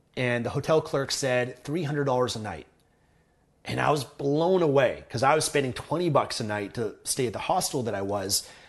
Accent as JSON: {"language": "English", "town": "Vancouver", "region": "British Columbia", "country": "Canada", "tie": "born or raised there", "said": "been born and raised in Vancouver, Canada"}